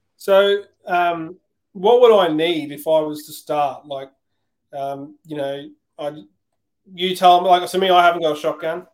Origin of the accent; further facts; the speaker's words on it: Queensland, Australia; I'm from Queensland